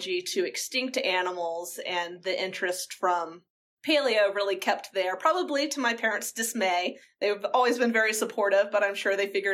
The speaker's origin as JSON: {"language": "English", "region": "Georgia", "country": "United States", "tie": "born or raised there", "said": "I'm from Georgia, and so I grew up and we would go to the beach during the summers as a family."}